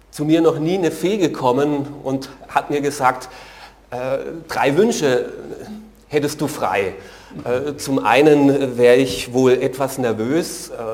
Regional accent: Germany; Für mich ist das als Deutscher sehr ungewöhnlich.

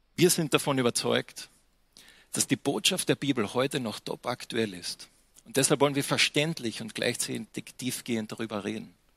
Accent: Austria; für mich am Anfang als Österreicher

